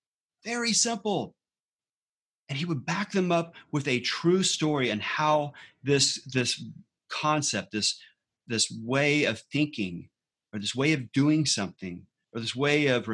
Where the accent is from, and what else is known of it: Galveston, Texas, United States; born or raised there